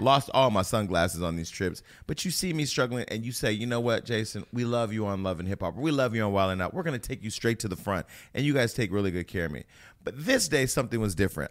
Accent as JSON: {"language": "English", "region": "California", "country": "United States", "said": "I'm from California."}